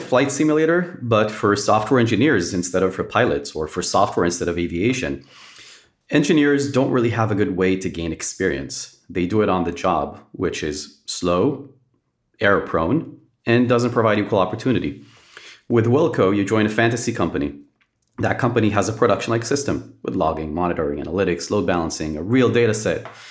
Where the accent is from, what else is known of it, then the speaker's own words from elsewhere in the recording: Israel; born and raised in Israel.